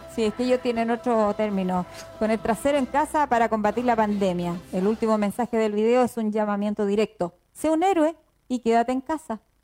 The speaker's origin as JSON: {"language": "Spanish", "town": "Constitución", "region": "Maule", "country": "Chile", "said": "nosotros somos de acá de Constitución y y medimos todo con el viento"}